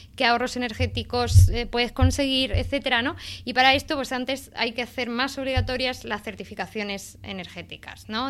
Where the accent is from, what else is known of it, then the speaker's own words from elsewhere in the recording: Andalusia, Spain; yo soy de Andalucía